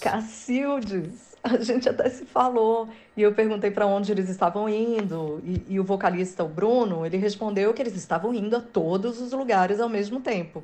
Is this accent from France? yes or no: no; Northeast Region, Brazil; eu como nordestina